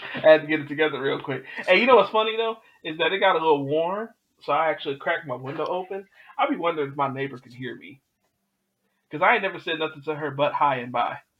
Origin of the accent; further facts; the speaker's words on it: Detroit, Michigan, United States; moved away; I grew up in Detroit. I grew up with Great White Castle